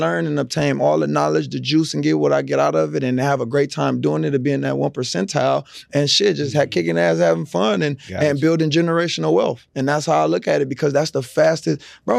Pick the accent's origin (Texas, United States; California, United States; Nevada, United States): California, United States; Los Angeles; moved away; I came from L.A. Yeah. I came from Dorsey High School.